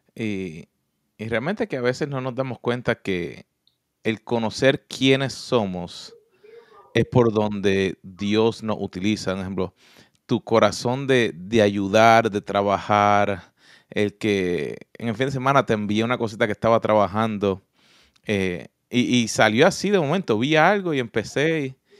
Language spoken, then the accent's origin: Spanish; Puerto Rico; moved away; yo vengo de Puerto Rico. Así que mi acento sale en español, en inglés y en portugués